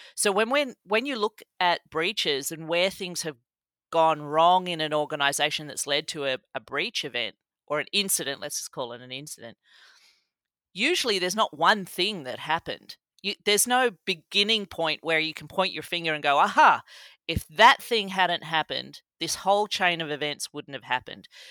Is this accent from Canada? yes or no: no; Australia; moved away as an adult; now in Columbus, United States; I grew up in Australia, in the country, in the seventies and eighties